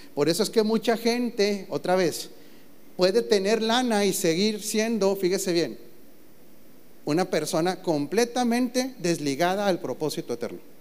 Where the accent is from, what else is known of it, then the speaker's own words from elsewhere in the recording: Mexico; como mexicano